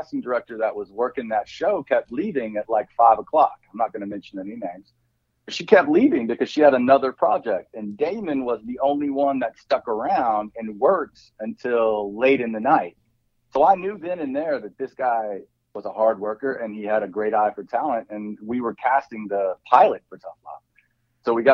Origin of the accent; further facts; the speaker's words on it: Arkansas, United States; moved away; back home in Arkansas